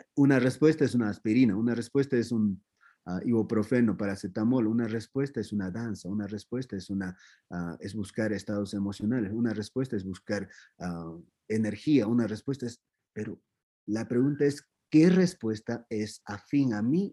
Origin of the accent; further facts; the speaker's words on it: Q'eros, Cusco, Peru; Spanish is a second language; now in Cusco, Peru; soy de Peros y no, yo soy, ahora estoy en Cusco